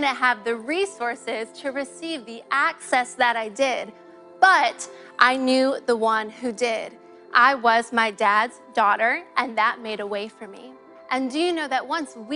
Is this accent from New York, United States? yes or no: no; Ohio, United States; moved away; also born or lived in Illinois; I grew up in the great state of Ohio.